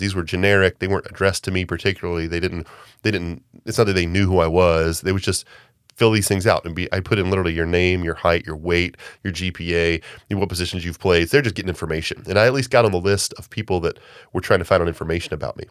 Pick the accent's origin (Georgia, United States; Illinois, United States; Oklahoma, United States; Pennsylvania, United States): Georgia, United States; Augusta; growing up in Augusta